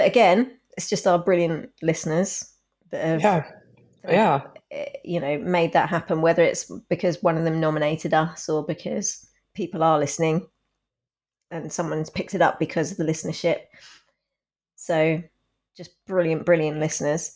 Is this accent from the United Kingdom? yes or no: yes; United Kingdom; as a British person